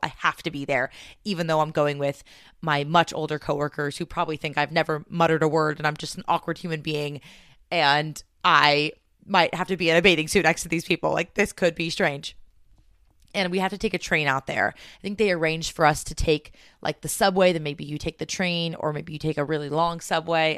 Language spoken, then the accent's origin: English; California, United States; moved away as an adult; also born or lived in New York / Washington State; now in Washington, United States; this scared little Californian